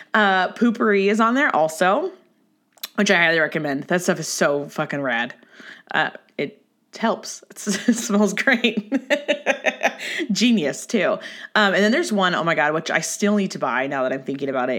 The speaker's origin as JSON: {"language": "English", "area": "Orange County", "region": "California", "country": "United States", "said": "I'm from Orange County"}